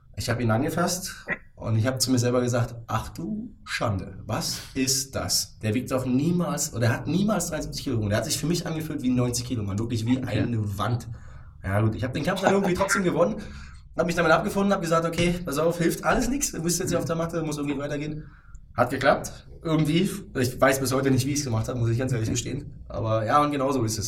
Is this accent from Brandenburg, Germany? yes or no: yes; Potsdam, Brandenburg, Germany; ich fühle mich sogar sehr wohl hier in Potsdam. Ähm, wie du ja vorhin schon mal kurz anklingen lassen hast, ich bin hier geboren, aufgewachsen, habe hier studiert.